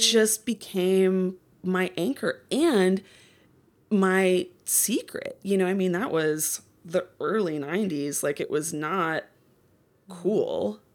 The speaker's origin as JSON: {"language": "English", "town": "Minneapolis", "region": "Minnesota", "country": "United States", "tie": "born or raised there", "moved": "yes", "lives_now": "Los Angeles, United States", "said": "I grew up in Minneapolis suburbs"}